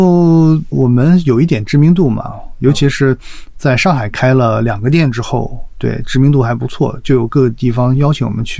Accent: Dalian, Liaoning, China; born there; also born or lived in Guangzhou; 我是大连出生的，所以我从大连这样的一个北方的一个小城市吧，算是来到这个

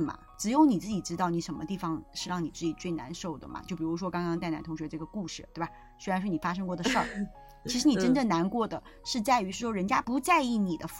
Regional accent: Beijing, China; 但是我并不认为，因为我是北京人，这个就变成了我必须要做的事情，

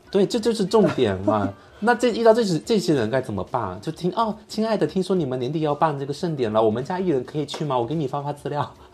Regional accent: China; 我们中国人

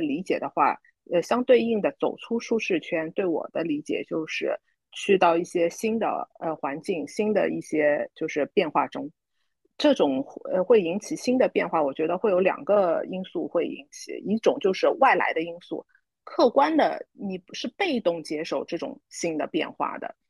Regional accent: Shanghai, China; moved away as an adult; now in Singapore; 我很多上海，呃，土生土长的人来说，其实离开上海，有时候是不在我们自己本身的计划之内的

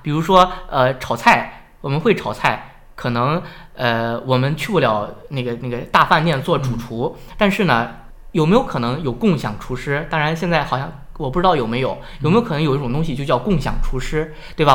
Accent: Shandong, China; accent: Shandong accent; now in Hebei, China; 有口音，我是山东人，我有山东口音

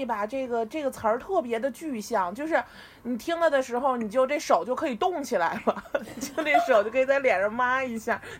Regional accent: Beijing, China; 就其实是我妈妈那边是沈阳人，然后其实我爸爸那边是山西人，但是我呢又从小是土生土长的北京人，所以我觉得我还是比较多元的，而且我非常喜欢说东北话。

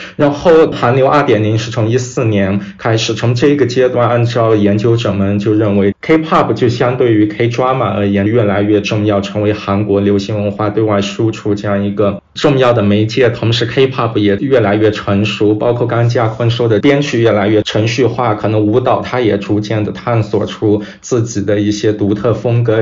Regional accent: Kunming, Yunnan, China; moved away as an adult; also born or lived in Chicago; 我是来自云南昆明，可能比较偏

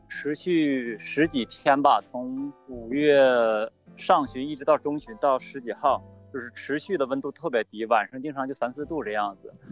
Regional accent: Heilongjiang, China; now in Alxa, China; 我小的时候是在黑龙江长大嘛

